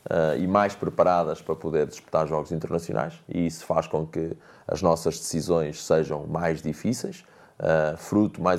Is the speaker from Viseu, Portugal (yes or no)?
yes; Mortágua, Viseu, Portugal; Eu nasci em. em fui criado em Mortágua, ah, no bairro da Gandarada, atrás do, do, do campo da Gandarada.